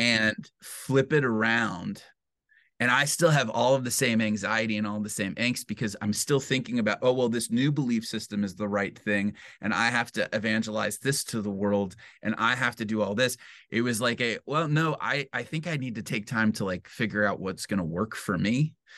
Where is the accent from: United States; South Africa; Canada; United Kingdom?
United States; Detroit, Michigan; now in Grand Rapids, United States; I was raised in Metro Detroit, um, in a suburb